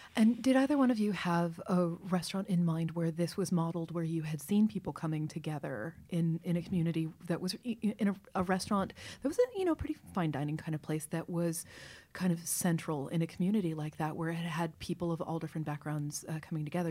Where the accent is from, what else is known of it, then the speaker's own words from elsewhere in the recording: Kentucky, United States; moved away as an adult; also born or lived in Baltimore; now in New York, United States; I was raised in Kentucky